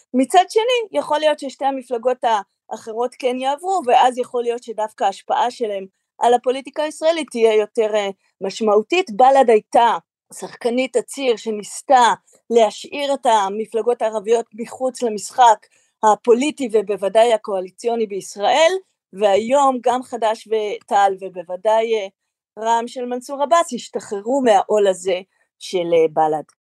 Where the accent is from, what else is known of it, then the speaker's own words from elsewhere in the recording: Israel; אנחנו כישראלים